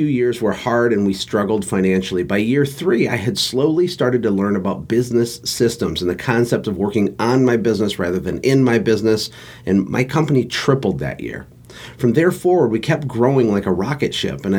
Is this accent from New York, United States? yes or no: no; Flint, Michigan, United States; I was born in Flint, Michigan to a lower middle class working family